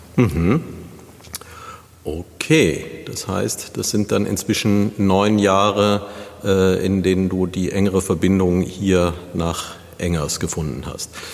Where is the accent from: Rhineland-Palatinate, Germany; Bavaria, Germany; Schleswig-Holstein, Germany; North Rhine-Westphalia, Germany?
Rhineland-Palatinate, Germany; Neuwied; moved away; in den Zeiten, die ich in meiner Jugend in Neuwied verbracht habe